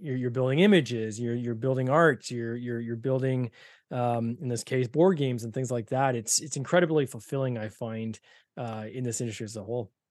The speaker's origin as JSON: {"language": "English", "country": "Canada", "said": "Two Canucks"}